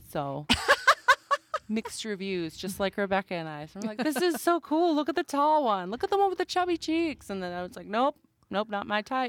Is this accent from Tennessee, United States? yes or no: no; Wisconsin, United States; now in Great Falls, United States; I'm a transplant too. I'm originally from Wisconsin